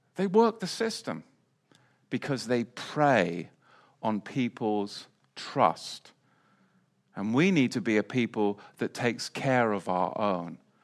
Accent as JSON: {"language": "English", "region": "England", "country": "United Kingdom", "tie": "born or raised there", "also_born_or_lived": "Salisbury Plain", "moved": "yes", "lives_now": "United States", "said": "growing up in England"}